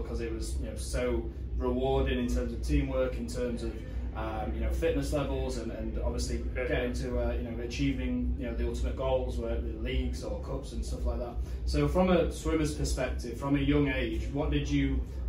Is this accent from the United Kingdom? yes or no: yes; United Kingdom; now in West Palm Beach, United States; we're all from the UK, all three of us